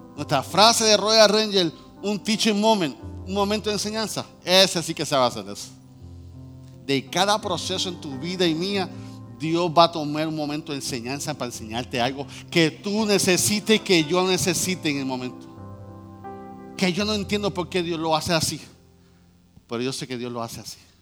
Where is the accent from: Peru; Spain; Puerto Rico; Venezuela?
Puerto Rico; somos boricua